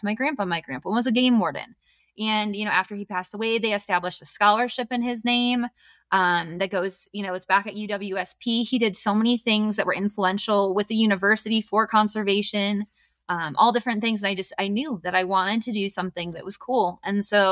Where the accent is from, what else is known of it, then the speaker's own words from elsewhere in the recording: Wisconsin, United States; moved away as an adult; now in Colorado, United States; I grew up in a college town. So I was in the city, a small town though. Okay. It was like 19,000 people.